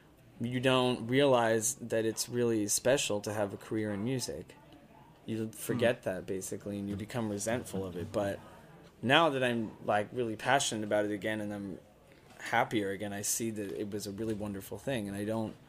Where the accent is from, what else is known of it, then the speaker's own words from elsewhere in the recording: Texas, United States; I'm Texan.